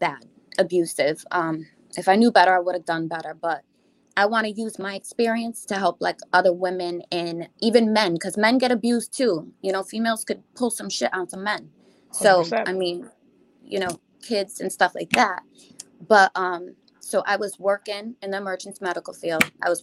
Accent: New York, United States; I'm from New York

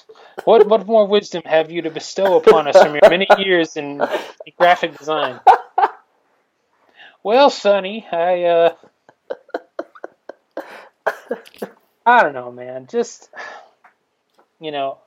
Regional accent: Newnan, Georgia, United States; my hometown of Noonan

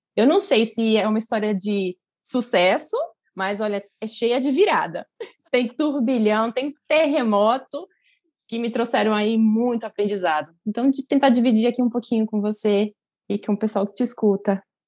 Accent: Santos, São Paulo, Brazil; moved away as an adult; now in Santiago, Chile; eu sou de Santos

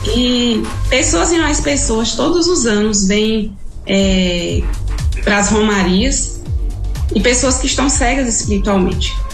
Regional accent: Jacobina, Bahia, Brazil; moved away as an adult; now in Quixadá area, Ceará, Brazil; Sou da, do interior de, da Bahia, na de, cidade de Jacobina

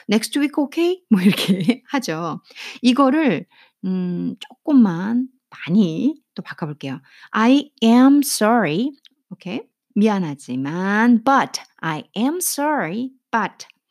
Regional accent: South Korea; 제가 한국 사람으로서

